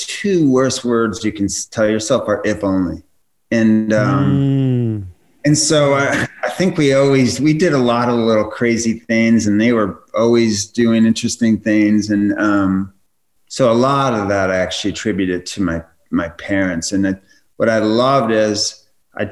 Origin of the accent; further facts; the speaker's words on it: United States; also born or lived in Chicago, Illinois / New England; I grew up in Chicago in the Midwest, and then grew up in New England